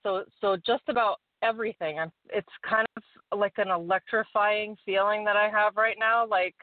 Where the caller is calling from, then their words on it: Warwick, New York, United States; Hi, this is … from Warwick, New York.